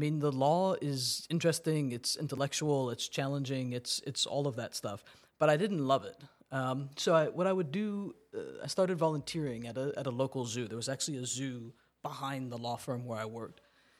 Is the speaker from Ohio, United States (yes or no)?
no; Massachusetts, United States; born there; So I was born in Massachusetts. I went to school in New York and then went to law school in Tennessee.